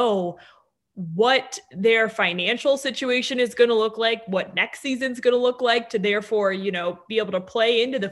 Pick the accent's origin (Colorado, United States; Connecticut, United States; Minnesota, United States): Colorado, United States; Denver; growing up in Denver